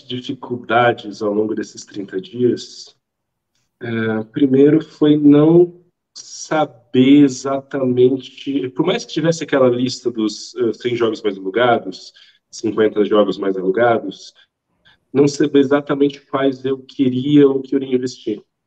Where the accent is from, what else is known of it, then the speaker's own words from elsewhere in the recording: Brasília, Federal District, Brazil; eu sou de Brasília, Brasília é tudo extremamente distante.